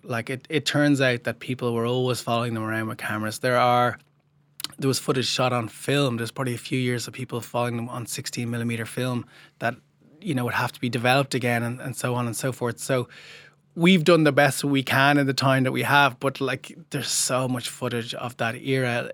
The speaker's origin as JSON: {"language": "English", "country": "Ireland", "said": "proud to be Irish"}